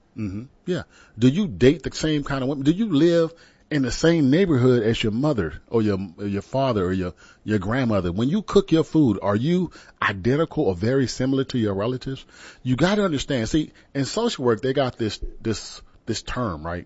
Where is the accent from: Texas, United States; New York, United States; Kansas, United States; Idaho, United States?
Texas, United States; San Antonio; I'm from San Antonio